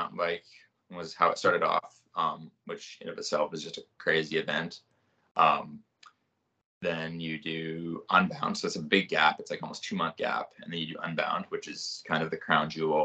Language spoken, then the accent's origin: English; Regina, Saskatchewan, Canada; now in Pacific Northwest, Canada; growing up in Regina